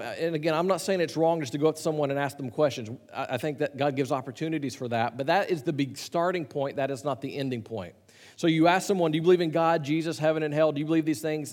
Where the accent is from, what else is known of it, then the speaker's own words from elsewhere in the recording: Chattanooga, Tennessee, United States; I grew up in Chattanooga, just south of where you were in Nashville